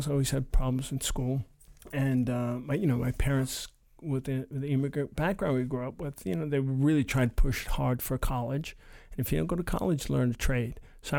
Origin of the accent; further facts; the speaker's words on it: Brooklyn, New York, United States; growing up in Brooklyn at the time in the 70s, it was like in early 80s, it was like the jungle.